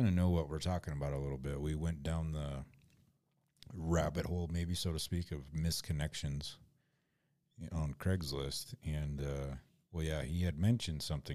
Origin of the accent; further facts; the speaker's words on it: Mitchell, South Dakota, United States; my hometown